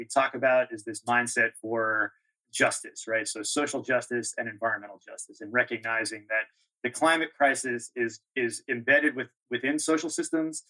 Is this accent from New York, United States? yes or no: yes; Long Island, New York, United States; also born or lived in Red Hook, New York; I grew up on Long Island